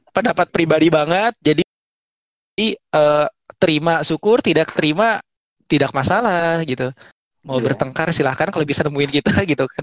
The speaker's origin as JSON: {"language": "Indonesian", "country": "Indonesia", "tie": "born or raised there", "said": "Kucai, enggak gue di Indonesia."}